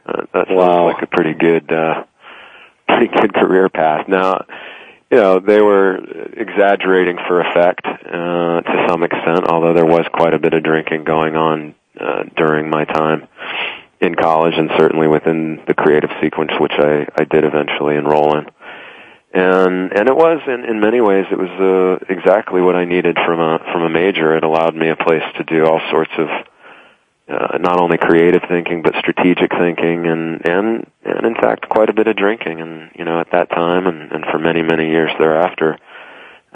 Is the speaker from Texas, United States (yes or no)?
yes; Texas, United States; moved away as an adult; now in New York, United States; I'm from Texas originally. I currently live in New York